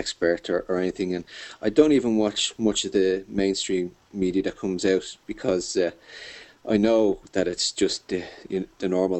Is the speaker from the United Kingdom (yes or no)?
no; Dublin, Leinster, Ireland; I'm from Dublin in Ireland, which is the capital, and I have grown up here